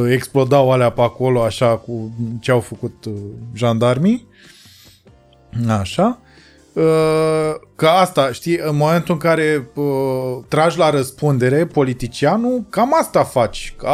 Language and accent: Romanian; Romania; mie mi se pare că 10 august pentru noi ca români semnifică uh, o, o, o, un punct